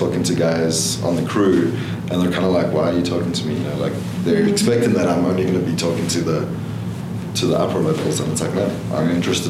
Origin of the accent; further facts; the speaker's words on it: South Africa; also born or lived in Hawaii; now in Arizona, United States; So I'm from South Africa.